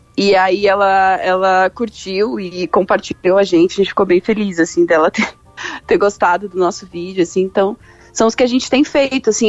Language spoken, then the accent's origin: Portuguese; Curitiba, Paraná, Brazil; eu sou de Curitiba